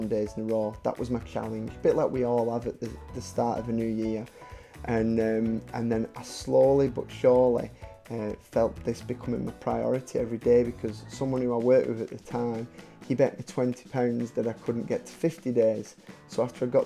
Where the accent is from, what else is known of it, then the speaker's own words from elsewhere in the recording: Wigan, North West England, United Kingdom; I'm from Wigan